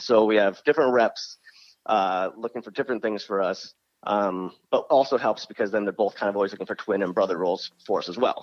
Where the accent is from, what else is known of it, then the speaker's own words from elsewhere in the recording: Harpersville, New York, United States; now in Los Angeles, United States; we grew up in a little farm town called Harpersville